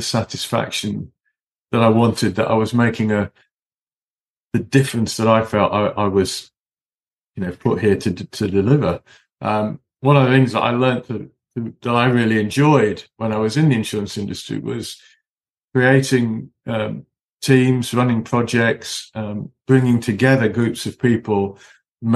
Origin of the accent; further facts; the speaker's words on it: Cheshire, North West England, United Kingdom; also born or lived in Manchester; I was born in Manchester in the northwest. I was brought up in Cheshire.